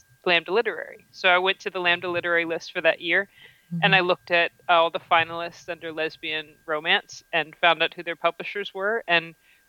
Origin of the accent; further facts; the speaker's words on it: Richmond, Virginia, United States; my hometown of Richmond, Virginia.